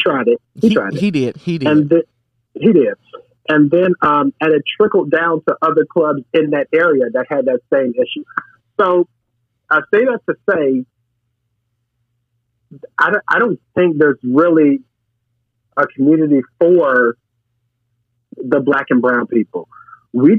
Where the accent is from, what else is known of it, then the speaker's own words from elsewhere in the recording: St. Louis, Missouri, United States; moved away as an adult; now in Chicago, United States; I'm originally from St. Louis, so I moved here to Chicago when I was 20